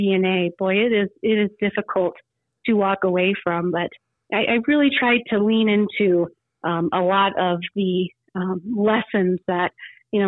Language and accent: English; Rapid City, South Dakota, United States; moved away as an adult; also born or lived in Colorado; growing up in Rapid City